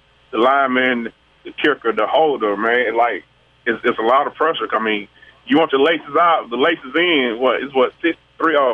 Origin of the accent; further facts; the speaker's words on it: Greene County, Mississippi, United States; I'm still in Greene County, my hometown, man. I ain't never left.